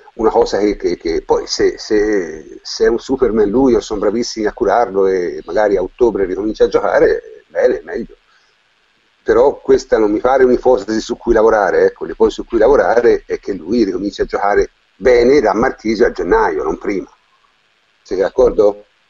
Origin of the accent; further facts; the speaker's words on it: Tuscany, Italy; toscano come me